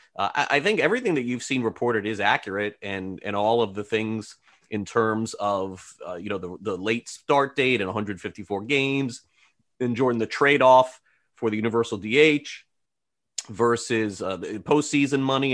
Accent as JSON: {"language": "English", "region": "South Florida", "country": "United States", "tie": "born or raised there", "said": "for many years growing up in South Florida, reading the Herald every day"}